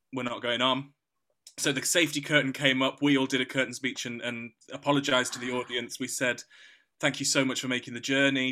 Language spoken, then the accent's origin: English; Yorkshire and the Humber, United Kingdom; I'm a Yorkshireman